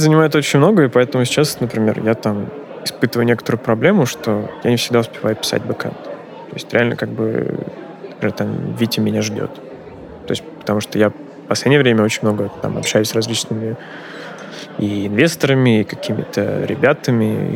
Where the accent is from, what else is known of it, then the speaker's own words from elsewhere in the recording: Volgograd, Volgograd Oblast, Russia; also born or lived in Volzhsky; мой родной город Волгоград